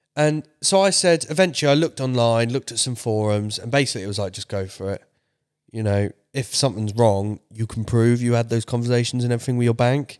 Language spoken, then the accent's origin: English; United Kingdom; my British self